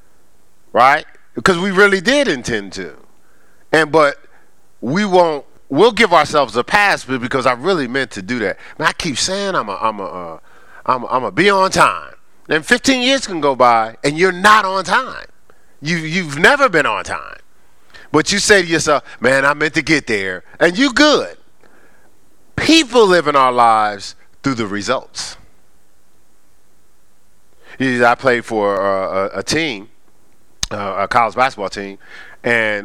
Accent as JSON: {"language": "English", "town": "Newark", "region": "New Jersey", "country": "United States", "tie": "born or raised there", "said": "I was raised in Newark, New Jersey, on the streets of Newark"}